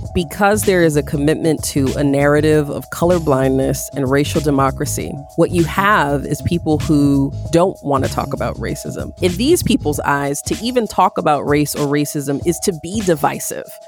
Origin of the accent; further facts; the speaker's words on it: Syracuse, New York, United States; growing up in Syracuse